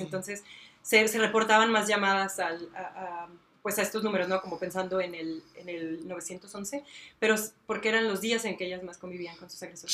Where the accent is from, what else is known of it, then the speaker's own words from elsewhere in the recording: Celaya, Guanajuato, Mexico; soy de aquí de Celaya, nací aquí